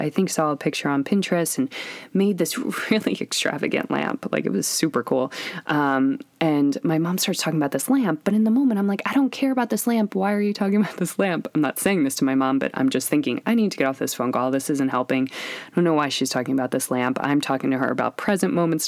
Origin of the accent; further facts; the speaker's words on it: Pennsylvania, United States; moved away; I'm from Pennsylvania